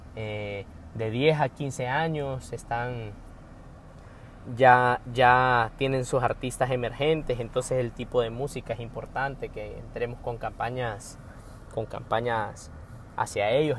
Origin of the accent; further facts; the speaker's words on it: Honduras; soy hondureño, eh, centroamericano